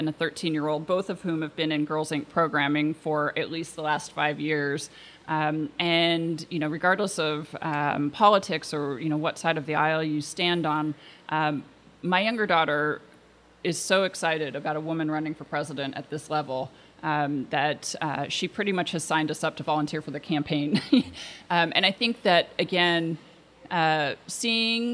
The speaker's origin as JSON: {"language": "English", "town": "Portland", "region": "Oregon", "country": "United States", "tie": "born or raised there", "also_born_or_lived": "Washington, D.C.", "said": "I grew up here in Portland, and I attended an all-girls high school"}